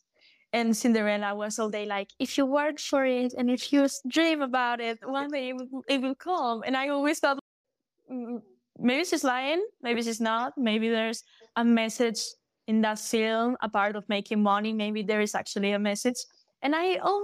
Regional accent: A Coruña, Galicia, Spain; first language Galician; English is a second language; when I went back to Coruña, to my hometown

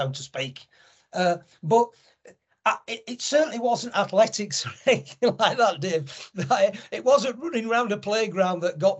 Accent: Leeds, Yorkshire and the Humber, United Kingdom; I'm from Leeds

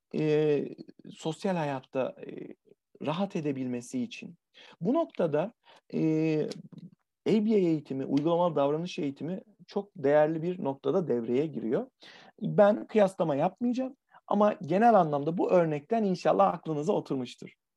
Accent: Adana, Turkey; Adana'dan, e, memleketim, sıcak memleketten

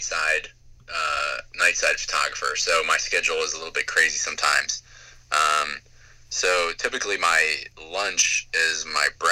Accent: Brogue, Pennsylvania, United States; also born or lived in Germany; I actually grew up in Brogue

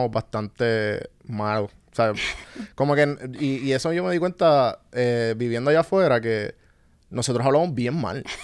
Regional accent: San Juan, Puerto Rico; moved away; Yo soy, yo soy de Guaynao, San Juan.

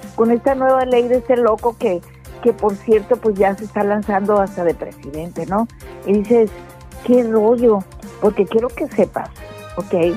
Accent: Mexico; somos nosotros los mexicanos los que limpiamos los hoteles

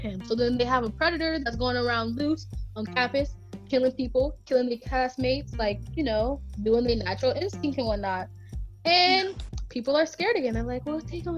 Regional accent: United States; I'm American

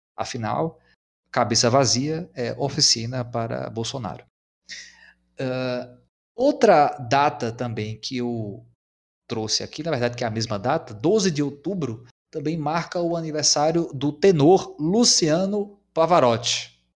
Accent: São Francisco Valley, Brazil; nós somos aqui da região do Vale do São Francisco

